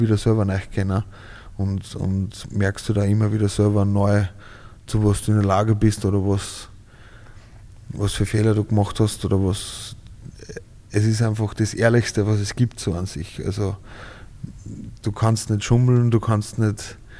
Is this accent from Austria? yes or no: yes; Ried im Innkreis, Upper Austria, Austria; also born or lived in Schärding; now in Vienna, Austria; Scherding und in Ried aufgewachsen